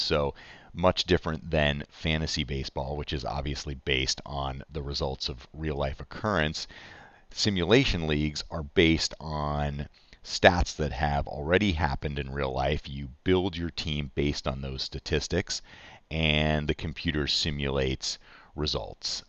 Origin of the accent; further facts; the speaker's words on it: Chicago, Illinois, United States; I grew up in Chicago